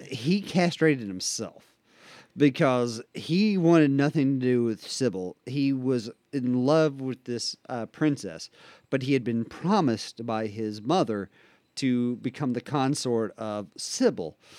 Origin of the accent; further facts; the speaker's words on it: West Virginia, United States; accent: West Virginian hick; my native language is West Virginian hick